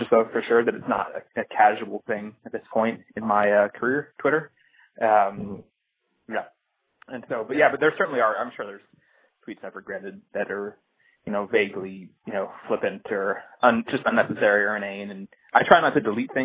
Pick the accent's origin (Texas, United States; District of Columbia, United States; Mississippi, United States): District of Columbia, United States; Washington; Washington, D.C., which is my hometown